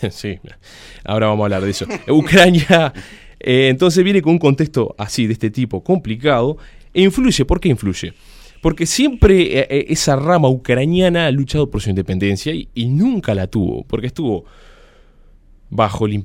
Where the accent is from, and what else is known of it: Uruguay